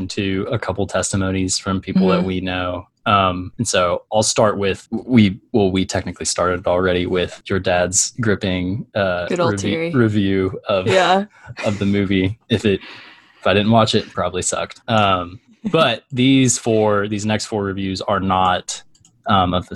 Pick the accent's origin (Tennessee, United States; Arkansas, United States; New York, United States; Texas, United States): Arkansas, United States; Little Rock; my life was so mundane growing up in Little Rock, Arkansas